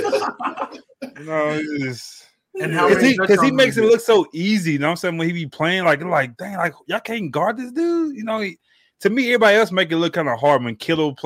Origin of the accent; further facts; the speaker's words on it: Texas, United States; I'm from Texas